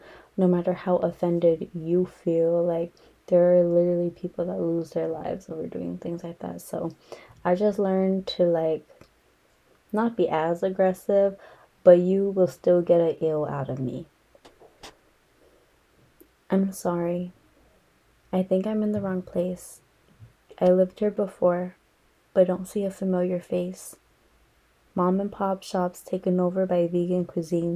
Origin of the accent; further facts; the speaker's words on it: Los Angeles, California, United States; also born or lived in San Fernando Valley, California; I grew up in Echo Park, Elysian Park, and it used to be a rough area.